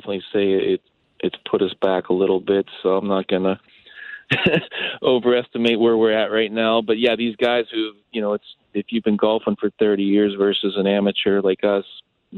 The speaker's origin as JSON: {"language": "English", "town": "Pittsburgh", "region": "Pennsylvania", "country": "United States", "tie": "born or raised there", "moved": "yes", "said": "growing up in Pittsburgh"}